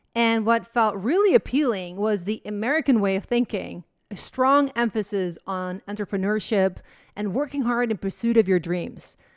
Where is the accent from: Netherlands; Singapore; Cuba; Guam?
Netherlands; moved away as an adult; now in United States; Holland, my home country, to visit my family.